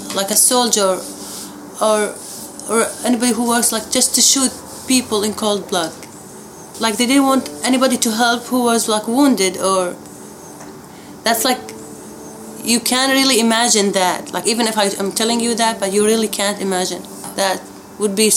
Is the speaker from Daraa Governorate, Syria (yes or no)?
yes; Daraa, Daraa Governorate, Syria; moved away; also born or lived in Abu Dhabi, UAE; I lived in Daraa, south Syria. It's a small city, so it's like about 600,000 people